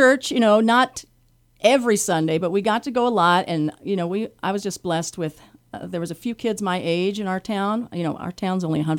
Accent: Oregon, United States; Well, I grew up in North Central Oregon on a wheat and cattle ranch, pretty much in the middle of nowhere.

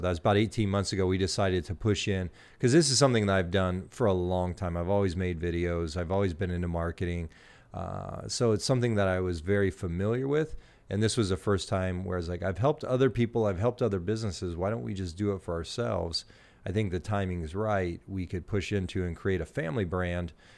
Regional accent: Gillespie, Illinois, United States; moved away as an adult; also born or lived in Canada; now in Greenville, United States; I grew up in Gillespie

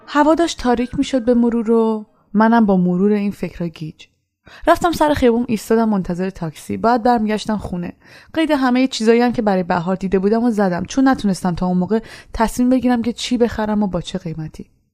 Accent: Iran; moved away as an adult; من از ایران به خاطر اعتقاداتم اومدم بیرون

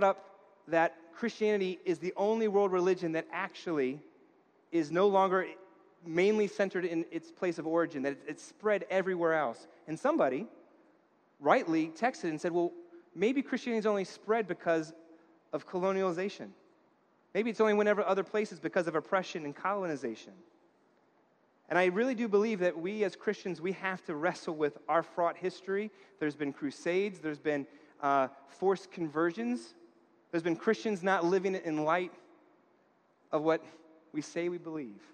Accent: New York, United States; I grew up in New York.

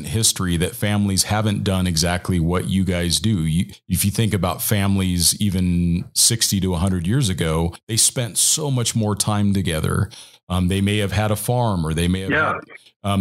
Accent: United States; growing up as an American

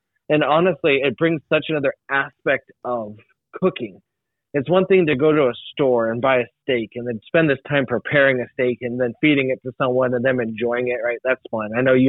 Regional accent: United States; Like to me, like as an American, I love freedom.

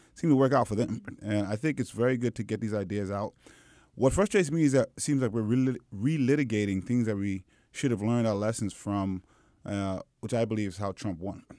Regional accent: New York City, New York, United States; also born or lived in Manhattan; I did all my schooling in the Brooklyn public school system

